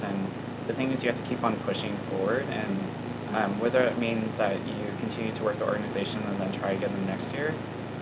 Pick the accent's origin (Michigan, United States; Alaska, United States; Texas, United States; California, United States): California, United States; La Habra; moved away as an adult; now in San Luis Obispo, United States; I'm from La Habra, California, which is down in Orange County